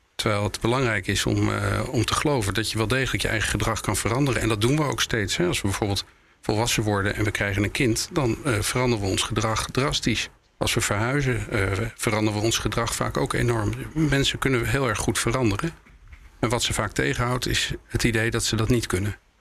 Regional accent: Netherlands; wij als Nederlander

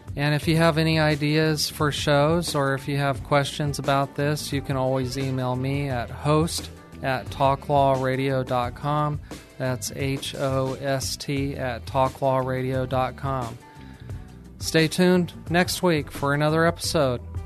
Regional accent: New Mexico, United States; I'm from New Mexico and from a small town there

